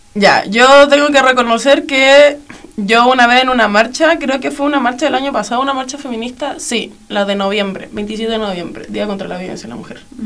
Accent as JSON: {"language": "Spanish", "country": "Chile", "said": "aquí en nuestro país donde estamos"}